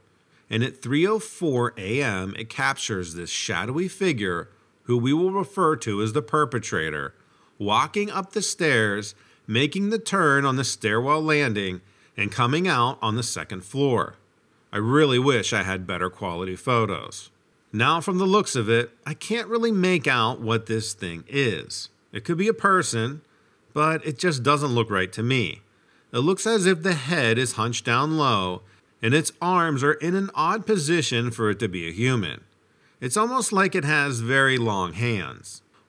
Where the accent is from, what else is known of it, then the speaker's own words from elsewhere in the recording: Brooklyn, New York, United States; Also, growing up in Brooklyn kind of gives you a little bit of a different perspective on life.